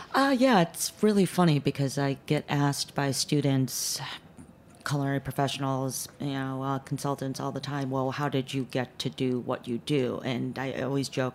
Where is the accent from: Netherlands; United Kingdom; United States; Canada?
United States; Chicago, Illinois; moved away; also born or lived in Korea / New York; grew up uh, in chicago most of my years